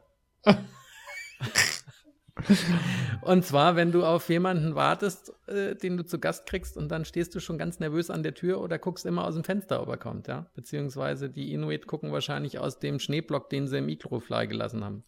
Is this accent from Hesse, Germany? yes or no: yes; Hesse, Germany; now in United States; aus meiner Heimat, aus Hessen